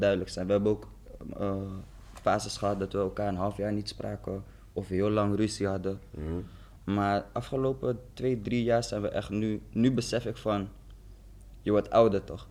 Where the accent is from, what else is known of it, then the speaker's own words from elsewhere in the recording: Zoetermeer, South Holland, Netherlands; moved away; also born or lived in The Hague; we zijn toen verhuisd naar Den Haag. Ik kom eigenlijk uit Zoetermeer